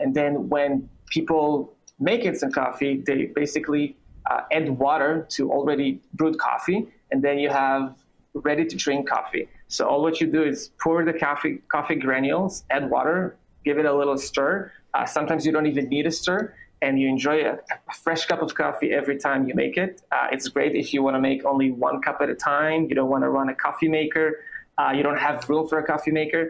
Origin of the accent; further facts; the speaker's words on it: Israel; English is a second language; moved away as an adult; also born or lived in New York City; now in United States; I'm originally from Israel, as you can hear. I moved to the U.S. about 8 years ago